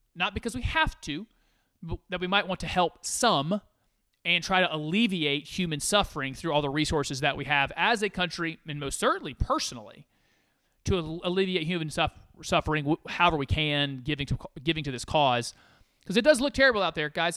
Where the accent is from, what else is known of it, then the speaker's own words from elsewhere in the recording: United States; I'm an American